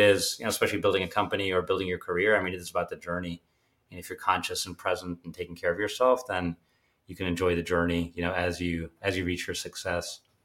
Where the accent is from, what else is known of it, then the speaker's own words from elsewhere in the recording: Pittsburgh, Pennsylvania, United States; also born or lived in Germany; I was born in Germany, and, uh, but my father, he was building pump company called Able Pumps, and, uh, but he decided he wanted to open a subsidiary in the U S, so he moved us all to Pittsburgh, which obviously was a big personal risk for him, but I really grew up then